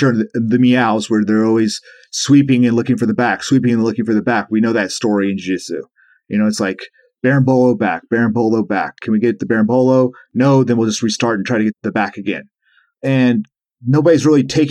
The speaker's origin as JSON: {"language": "English", "town": "Charleston", "country": "United States", "also_born_or_lived": "Florida", "said": "we moved from Florida to Charleston, back to Charleston where I'm from"}